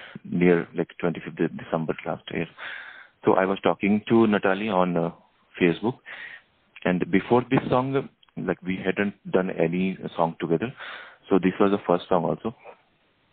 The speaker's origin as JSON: {"language": "English", "country": "India", "said": "from India"}